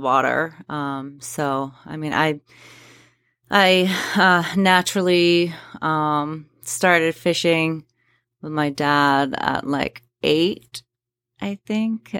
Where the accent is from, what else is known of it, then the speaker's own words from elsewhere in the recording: Spruce Head, Maine, United States; I grew up down in Spruce Head, uh, Spruce Head Island specifically.